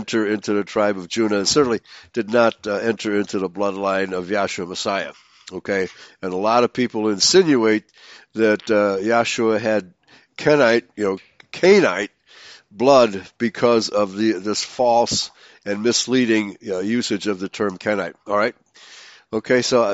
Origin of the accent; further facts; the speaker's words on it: Chicago, Illinois, United States; growing up in Chicago